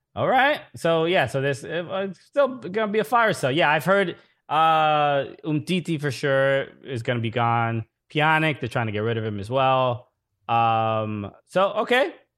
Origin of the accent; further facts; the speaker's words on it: England, United Kingdom; I am English.